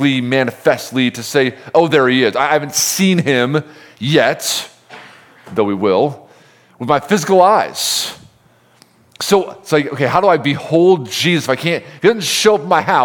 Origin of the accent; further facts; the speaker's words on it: Homer, New York, United States; moved away; no one outside of the state knows where Homer is, but that's where I'm from